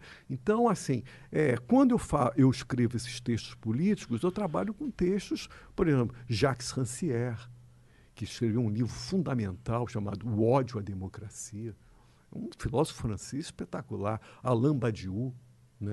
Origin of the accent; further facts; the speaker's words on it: Rio de Janeiro, Brazil; Eu sou carioca